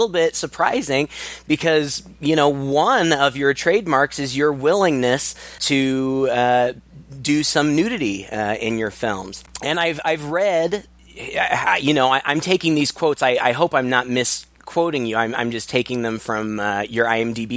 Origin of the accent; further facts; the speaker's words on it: Kirksville, Missouri, United States; we're both from Missouri, and that's where we met is in my hometown of Kirksville, Missouri